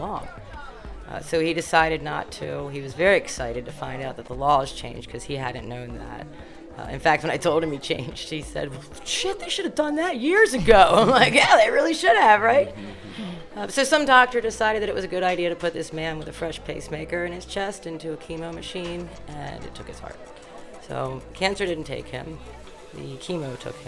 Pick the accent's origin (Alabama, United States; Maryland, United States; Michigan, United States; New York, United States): Maryland, United States; Baltimore; moved away as an adult; now in Colorado, United States; I grew up in Baltimore City